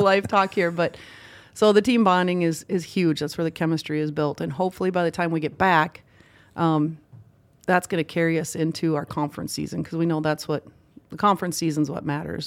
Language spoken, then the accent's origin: English; Villard, Minnesota, United States; I grew up in a small town called Villard, Minnesota. Um, actually not in town, on a dairy farm